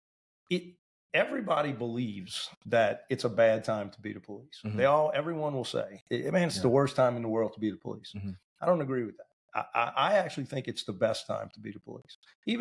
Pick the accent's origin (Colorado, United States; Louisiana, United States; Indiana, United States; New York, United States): Louisiana, United States; New Orleans; I was born and raised in New Orleans